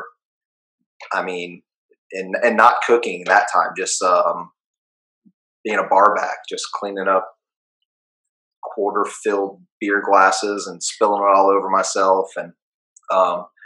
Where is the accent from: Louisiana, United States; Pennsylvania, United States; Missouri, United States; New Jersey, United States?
Louisiana, United States; New Orleans; growing up in New Orleans